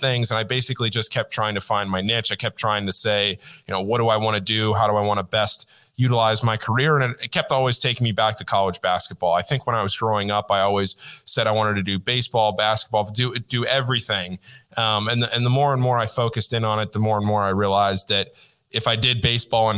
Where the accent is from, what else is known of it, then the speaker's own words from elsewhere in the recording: Northern Virginia, United States; I grew up in Northern Virginia, right outside D.C., about 25 minutes from Georgetown